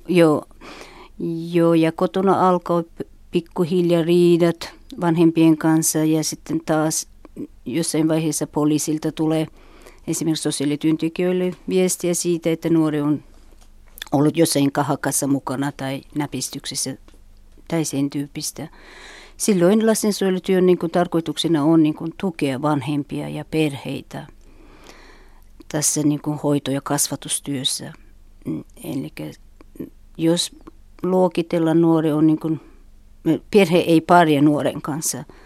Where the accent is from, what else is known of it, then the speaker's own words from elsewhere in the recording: Uzbekistan; Finnish is a second language; now in Finland; mä olen Uzbekistanista ja tulin Suomen vuonna 1998 eli 15 vuotta